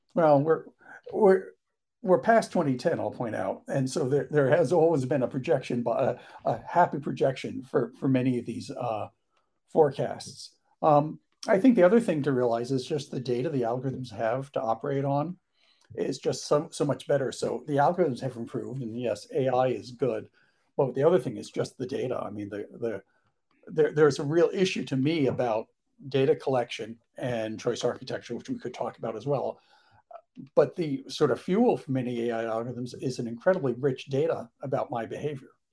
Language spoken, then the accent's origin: English; New York, United States; being a New Yorker, driving cabs